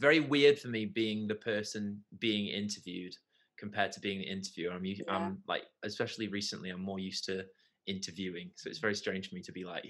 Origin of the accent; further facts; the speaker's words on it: Leek, West Midlands, United Kingdom; now in Stoke, United Kingdom; I now actually live in Stoke, but I grew up in Leek. I have a weird, my accent isn't quite like a Stokey or Leaky accent because I went to uni at Durham University